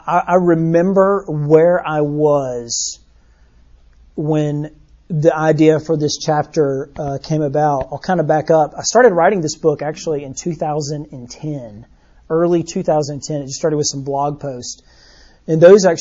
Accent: Birmingham, Alabama, United States; I grew up here in Birmingham on the north side of town

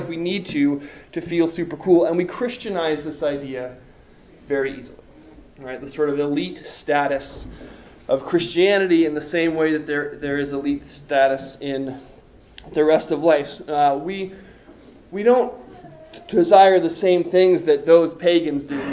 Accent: East Coast, United States; I grew up on the East Coast

